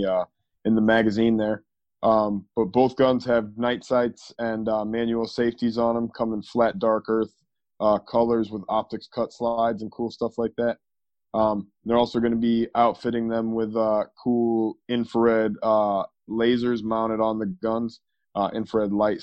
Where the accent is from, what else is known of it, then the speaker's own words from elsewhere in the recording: Maine, United States; moved away; I'm originally from Maine